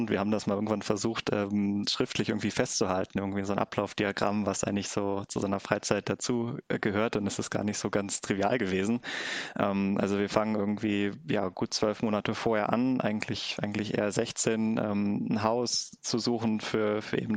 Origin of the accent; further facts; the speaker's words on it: Clausthal, Lower Saxony, Germany; bin aber seit ja, 15 Jahren ungefähr in meiner Heimat in Klausthal ehrenamtlich aktiv